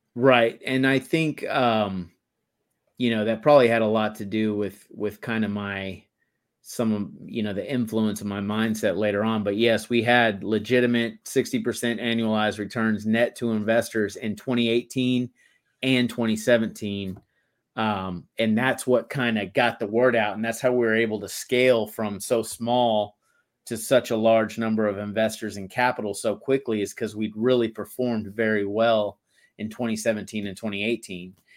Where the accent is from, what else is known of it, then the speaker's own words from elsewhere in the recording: Texas, United States; moved away as an adult; I grew up in Texas